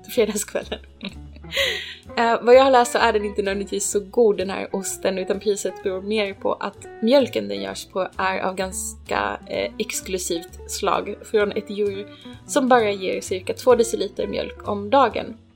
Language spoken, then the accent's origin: Swedish; Ronneby, Blekinge, Sweden; moved away; jag kommer från Ronneby